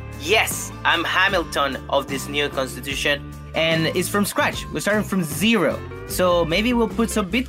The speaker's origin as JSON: {"language": "English", "town": "Santiago", "region": "Santiago Metropolitan Region", "country": "Chile", "said": "I'm a comedian from Santiago, Chile."}